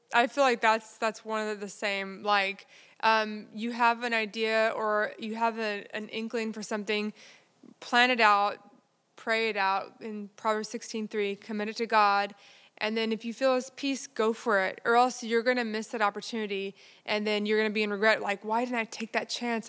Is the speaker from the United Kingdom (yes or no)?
no; Texas, United States; my hometown in Texas